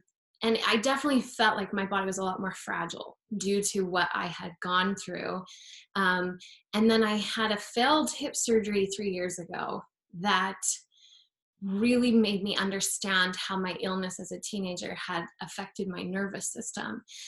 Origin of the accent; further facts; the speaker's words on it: Utah, United States; I grew up in Utah, so we'd go walk the mall because of the winter, it's so cold